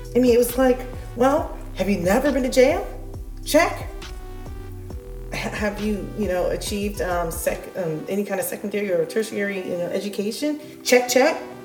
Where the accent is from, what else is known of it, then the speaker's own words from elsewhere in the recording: United States; I am American. I was born here